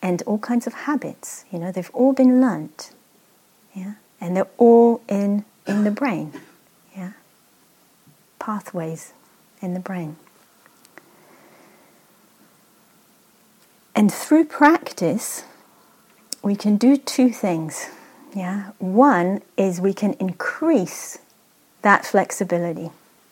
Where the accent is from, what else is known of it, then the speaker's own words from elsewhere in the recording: Israel; I grew up in Israel, there's a lot of deserts